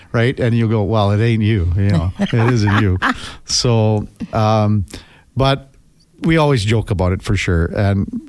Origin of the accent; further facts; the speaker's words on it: Melville, Saskatchewan, Canada; we grew up in Melville, Saskatchewan